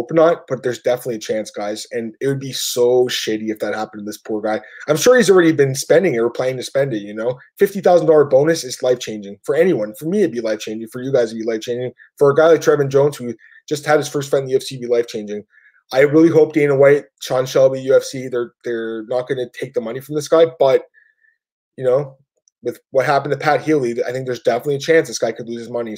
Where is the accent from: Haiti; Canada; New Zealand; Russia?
Canada; I'm Canadian. It's legal here. Everyone smokes weed. You know, ever. I've been growing up, you know, I've lived here my whole life